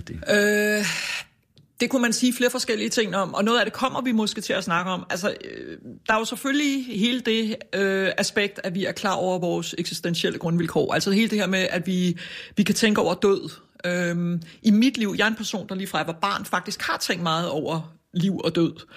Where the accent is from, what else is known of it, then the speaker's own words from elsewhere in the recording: Copenhagen, Capital Region of Denmark, Denmark; jeg er vokset op ude på Amager